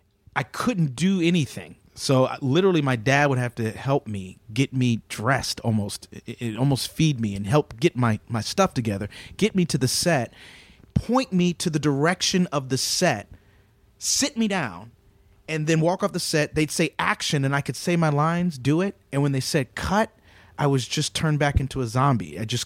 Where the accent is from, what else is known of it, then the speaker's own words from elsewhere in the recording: Dallas, Texas, United States; I'm from Dallas. We don't have bike messengers